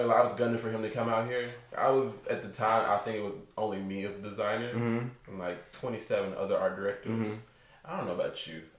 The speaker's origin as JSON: {"language": "English", "region": "Tennessee", "country": "United States", "tie": "born or raised there", "moved": "as an adult", "lives_now": "Los Angeles, United States", "said": "growing up in Tennessee, I've always aspired to be in a bigger city."}